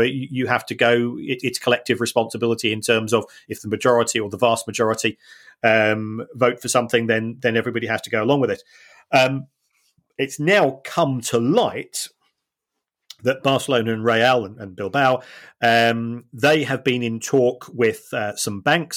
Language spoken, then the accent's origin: English; Manchester, North West England, United Kingdom; I say I'm from Manchester, or, yeah, I've lived in Manchester most of my life